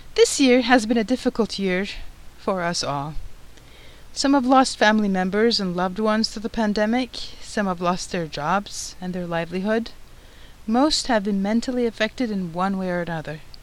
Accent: Turkey; moved away as an adult; also born or lived in Istanbul; I'm originally from Turkey and I went to medical school, Marmara University School of Medicine, in Istanbul

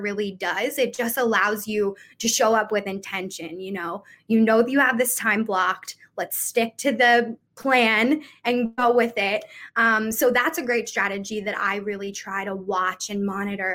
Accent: Philadelphia, Pennsylvania, United States; I'm from Philadelphia

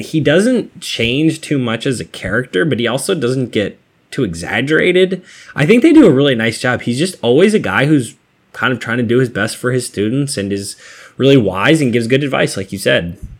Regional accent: Massachusetts, United States; I'm from Massachusetts

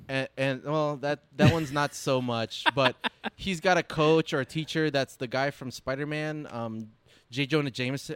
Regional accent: Detroit, Michigan, United States; growing up in the Motor City

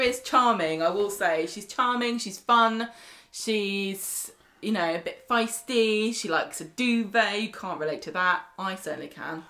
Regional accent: Scotland, United Kingdom; accent: Scottish; it's my accent

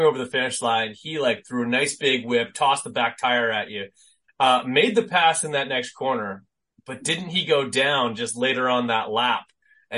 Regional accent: Canada; being Canadian

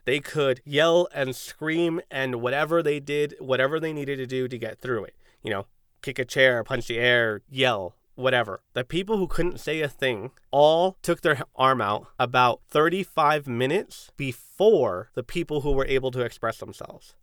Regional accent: San Diego, California, United States; I'm a Chicano from San Diego, first generation

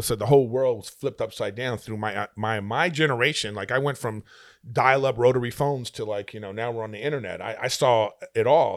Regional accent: Los Angeles, California, United States; I'm from, just from L

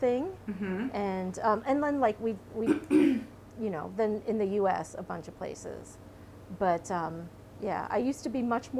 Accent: Australia; moved away; So I was born in Australia

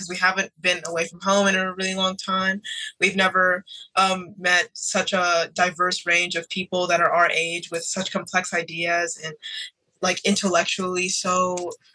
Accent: Houston, Texas, United States; We're both from Houston, Texas

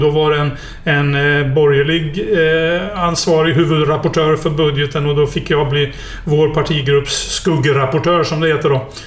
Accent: Norrköping, Östergötland, Sweden; moved away as an adult; also born or lived in Stockholm / Skellefteå; jag är ju uppväxt i Norrköping.

